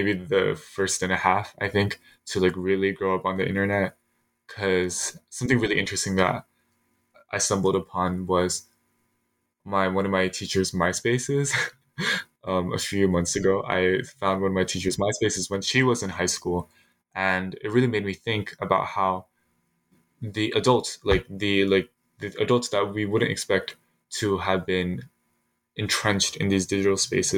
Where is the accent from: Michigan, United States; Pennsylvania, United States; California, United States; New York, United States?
Pennsylvania, United States; Philadelphia; I was born in Philadelphia, and I lived in the area for quite a long time, enough to be socialized into that, my adolescence around the city.